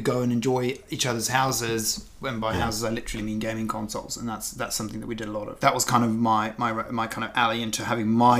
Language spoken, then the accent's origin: English; Stockholm, Stockholm County, Sweden; I was born in Stockholm, which is Sweden